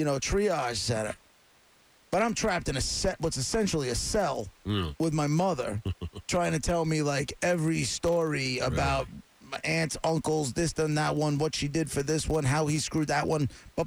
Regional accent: Long Island, New York, United States; I grew up on Long Island in the suburbs.

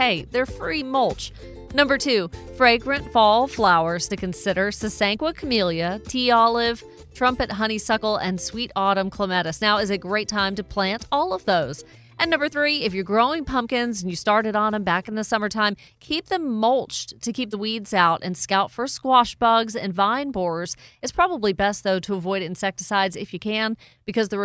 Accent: the South, United States; now in Cherokee County, United States; us Southerners who love our fall fruits

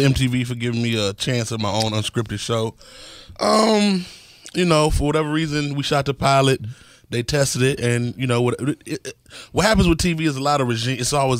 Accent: Virginia, United States; also born or lived in Harlem, New York; now in New York, United States; I'm from Virginia, but I live in New York now.

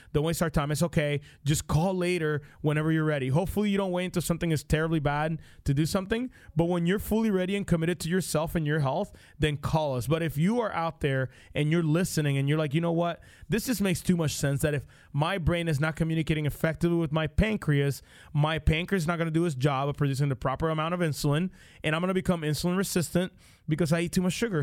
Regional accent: Puerto Rico; now in United States; I grew up in Puerto Rico

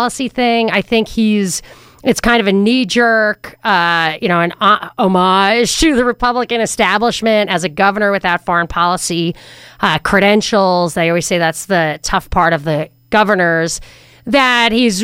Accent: New York, United States; I'm from New York

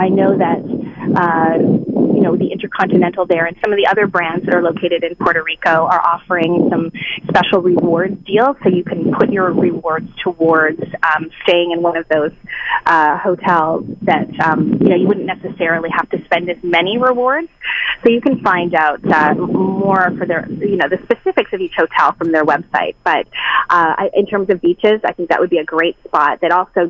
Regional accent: Canada; I'm Canadian

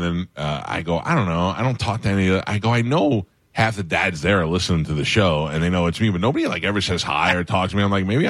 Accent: New York, United States; I'm from New York.

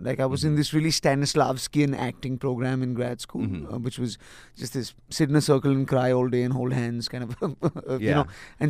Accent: Nigeria; also born or lived in Delhi, India / Galesburg, Illinois / Montgomery, Alabama; now in Mumbai, India; I grew up in Nigeria.

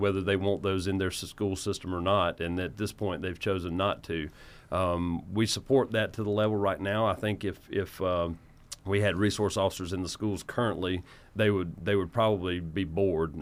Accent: United States; I'm from Oconee County. My family has, uh, lived in Oconee County for nearly nine generations now.

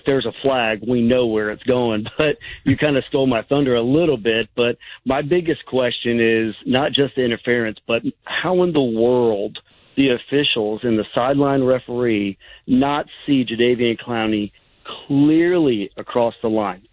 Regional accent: Jacksonville, Florida, United States; now in Charlotte, United States; originally from Jacksonville

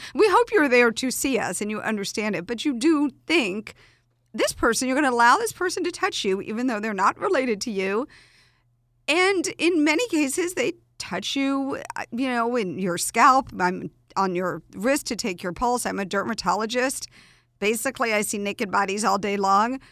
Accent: Atlanta, Georgia, United States; I grew up in Atlanta

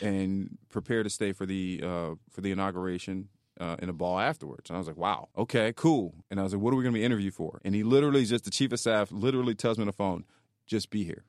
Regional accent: Philadelphia, Pennsylvania, United States; moved away as an adult; now in Florida, United States; I grew up in North Philly

